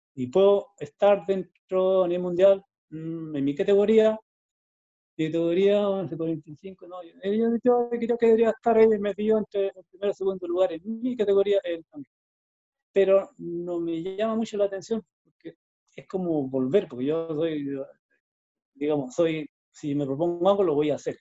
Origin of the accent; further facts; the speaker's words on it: Chile; lo hice todo en Chile. ¿ya? Lo hice en mi país.